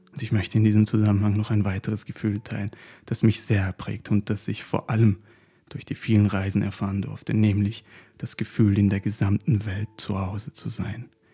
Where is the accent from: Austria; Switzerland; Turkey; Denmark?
Turkey; now in Germany; Wir sind ländlich auf den Bergen in der Türkei aufgewachsen